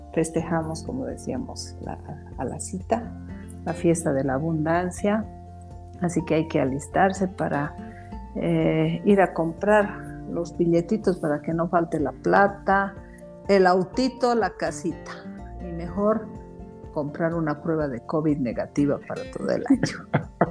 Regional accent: Bolivia; todos los que vivimos en esta patria, en nuestro estado plurinacional llamado Bolivia

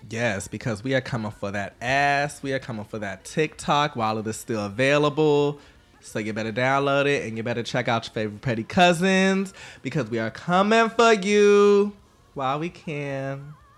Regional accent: the South, United States; I'm from the South

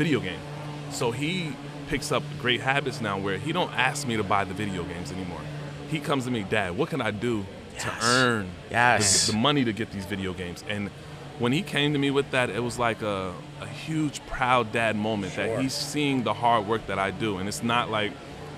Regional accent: New Jersey, United States; moved away as an adult; also born or lived in Maryland; now in Dallas, United States; I'm from New Jersey

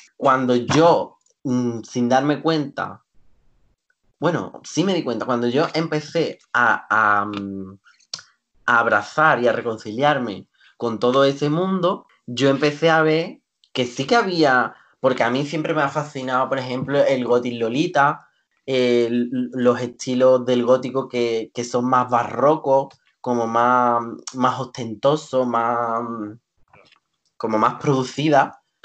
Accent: Seville, Andalusia, Spain; Andalucía, mi pueblo, mm, Sevilla

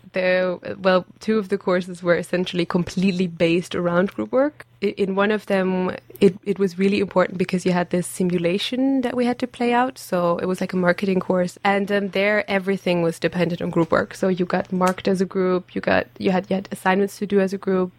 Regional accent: Germany; English is a second language; moved away as an adult; also born or lived in Abbotsford, Canada; now in Aberdeen, United Kingdom; I'm from Germany.

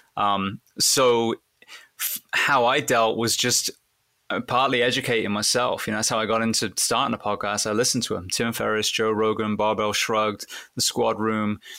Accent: England, United Kingdom; I wanted to be a fireman growing up in England

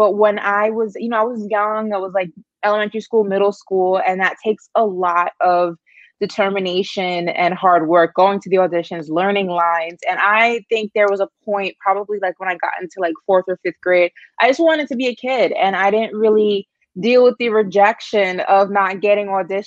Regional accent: New York, United States; I'm a New Yorker, and growing up in New York, I was heavily involved with acting and modeling as a very young kid

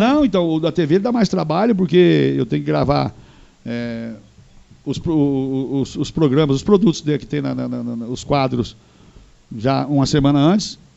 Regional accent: Londrina, Paraná, Brazil; born or raised there; also born or lived in Rolândia, Paraná

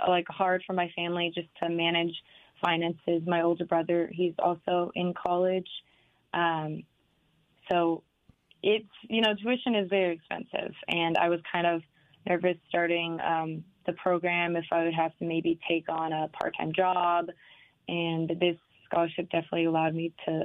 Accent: Renton, Washington, United States; moved away as an adult; also born or lived in Pullman, Washington; now in Tri-Cities, United States; I'm originally from Renton and then did my undergraduate courses in Pullman and then came to the Tri-Cities.

